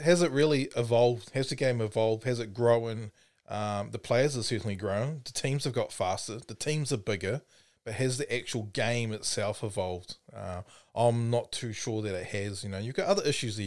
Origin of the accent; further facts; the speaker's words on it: Timaru, Canterbury, New Zealand; I'm from Timaru